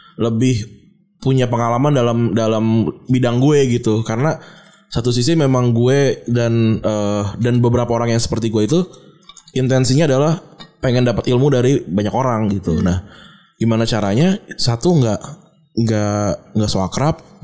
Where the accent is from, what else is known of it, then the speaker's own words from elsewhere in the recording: Jakarta, Indonesia; gue orang Jakarta gitu gue uh, apa namanya lahir dan besar di sini